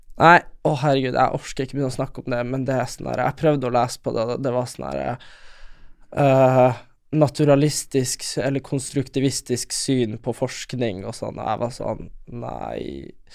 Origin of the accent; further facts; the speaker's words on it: Lule Sami area, Nordland, Norway; der vi er fra, er det jo lulesamer, og de har ikke så mye rein. Det er mest fiske